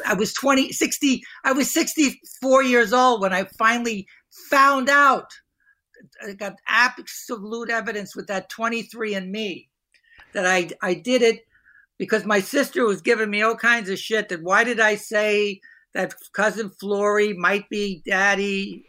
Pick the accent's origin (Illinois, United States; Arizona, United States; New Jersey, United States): New Jersey, United States; Hoboken; I grew up in Hoboken, New Jersey, small town